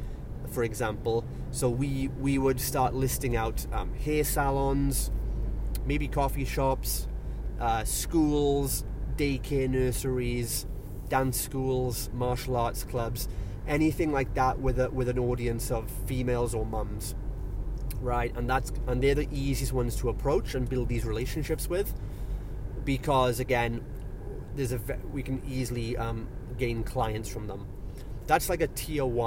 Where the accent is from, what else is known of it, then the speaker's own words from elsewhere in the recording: Wales, United Kingdom; I'm from Wales